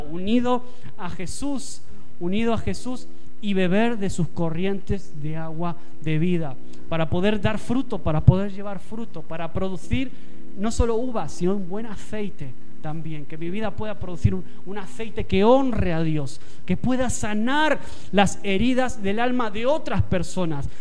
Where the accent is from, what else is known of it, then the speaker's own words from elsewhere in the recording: Argentina; now in Spain; te lo dice un argentino, alguien que nació fuera